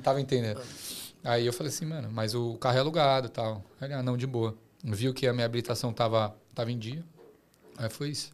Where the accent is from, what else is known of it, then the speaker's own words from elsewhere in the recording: Brazil; moved away as an adult; now in Australia; Eu sou brasileiro